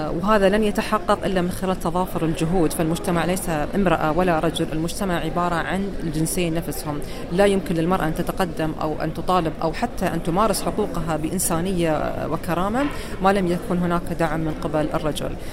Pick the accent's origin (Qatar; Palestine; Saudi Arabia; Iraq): Qatar; بلدي قطر